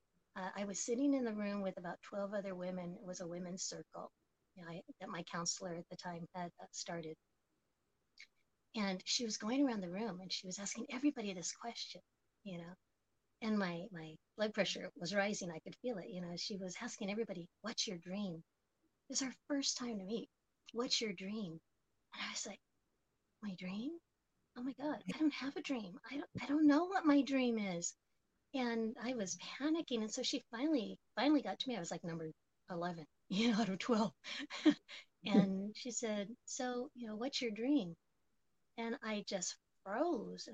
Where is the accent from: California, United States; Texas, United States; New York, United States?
California, United States; Oakland; But I was born and raised here in the United States and grew up in Oakland, California, the infamous Oakland, California, and pretty much have been here in the East Bay the entire time.